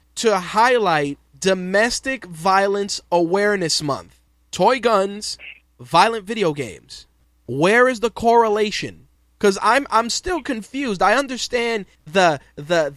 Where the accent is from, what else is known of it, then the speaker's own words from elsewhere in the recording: New York City, New York, United States; growing up in New York City in the late 80s